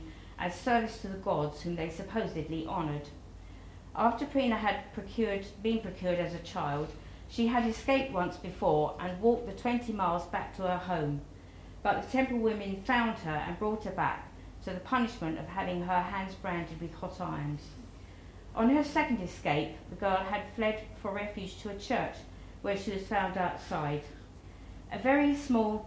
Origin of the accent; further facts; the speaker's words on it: United Kingdom; we're British